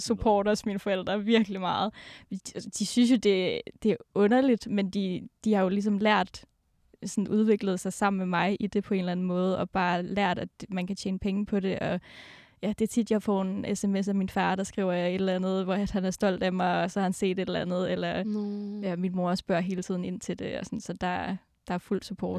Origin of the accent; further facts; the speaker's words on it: Denmark; moved away; jeg kommer jo fra Jylland, en lille bitte by i Jylland, og mine forældre bor der stadig